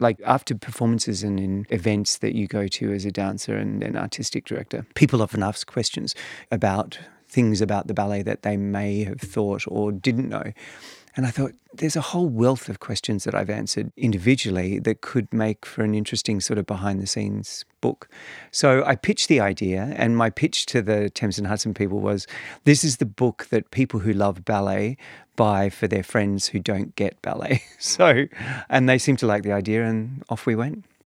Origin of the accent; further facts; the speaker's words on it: Perth, Western Australia, Australia; I grew up in Perth